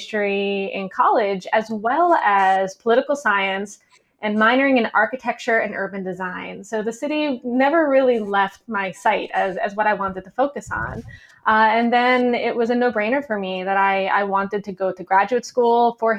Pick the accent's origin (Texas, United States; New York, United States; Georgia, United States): New York, United States; New York City; I grew up in New York City